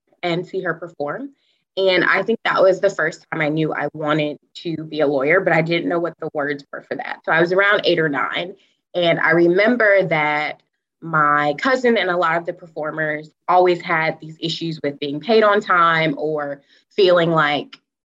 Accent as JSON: {"language": "English", "town": "Atlanta", "region": "Georgia", "country": "United States", "tie": "born or raised there", "also_born_or_lived": "Syracuse, New York / New York City", "moved": "as an adult", "lives_now": "San Diego, United States", "said": "So I'm originally from Atlanta, Georgia, south of the United States. And I grew up in a suburban town"}